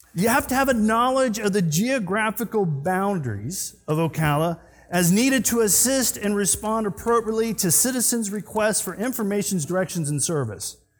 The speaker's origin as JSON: {"language": "English", "region": "Scotland", "country": "United Kingdom", "said": "I'm Scottish"}